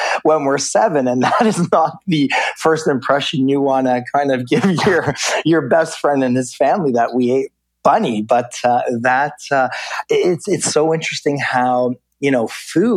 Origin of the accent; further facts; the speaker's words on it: Canada; growing up in Canada